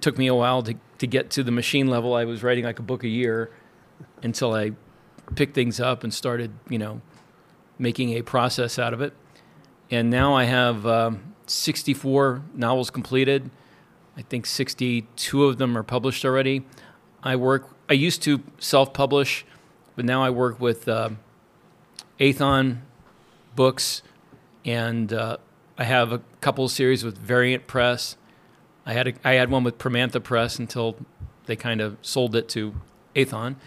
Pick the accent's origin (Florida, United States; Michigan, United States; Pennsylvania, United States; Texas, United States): Florida, United States; now in Wyoming, United States; I am originally from Florida, live now in Wyoming